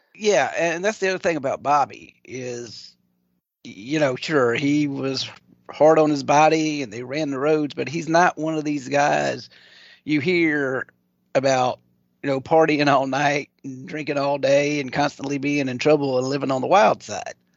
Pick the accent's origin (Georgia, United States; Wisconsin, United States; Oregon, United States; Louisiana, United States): Louisiana, United States; Maringouin; now in Ocean Springs, United States; I grew up in, well, actually even outside of a little tiny speck on the map called Maringouin, Louisiana